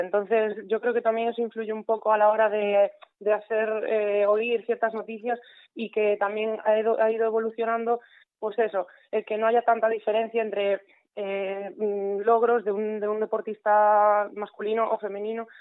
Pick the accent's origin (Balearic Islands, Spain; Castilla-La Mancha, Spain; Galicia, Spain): Galicia, Spain; Mugardos; mi pueblo, Mugardos